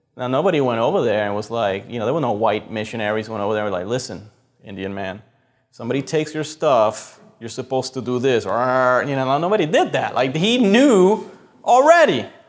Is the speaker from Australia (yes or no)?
no; Puerto Rico; moved away; we grew up in Puerto Rico